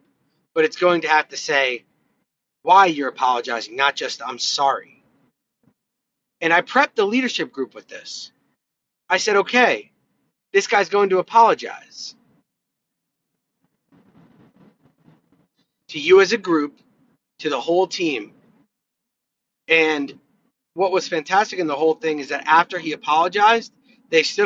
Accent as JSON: {"language": "English", "country": "United States", "said": "as an American"}